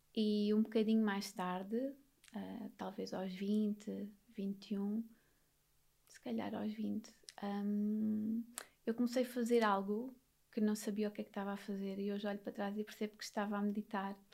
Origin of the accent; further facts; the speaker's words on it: Vila Azedo, Alentejo, Portugal; Nasci e fui criada a vida toda num monte alentejano